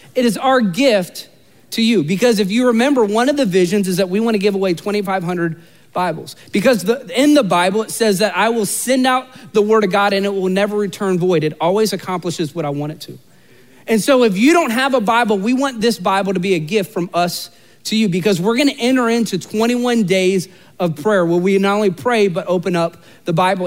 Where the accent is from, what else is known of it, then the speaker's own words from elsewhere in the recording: Central Florida, United States; I'm from Central Florida